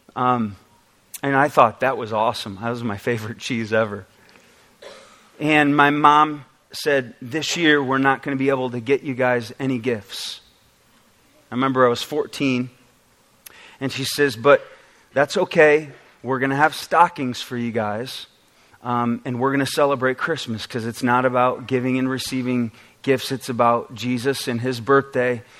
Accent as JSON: {"language": "English", "town": "Oswego", "region": "New York", "country": "United States", "tie": "born or raised there", "moved": "yes", "lives_now": "Michigan, United States", "said": "I actually got some pictures of Oswego, New York to show you a little bit about my background."}